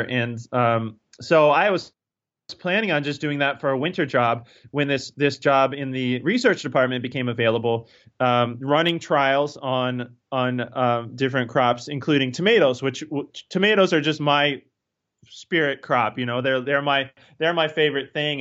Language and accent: English; Northern Virginia, United States; moved away as an adult; also born or lived in Pennsylvania / Maine; now in Cornville, Maine, United States; I grew up in, in, in the state of Virginia, uh, but in Northern Virginia, up, up close to, um, Washington, D C, where, um, uh, where it's very suburban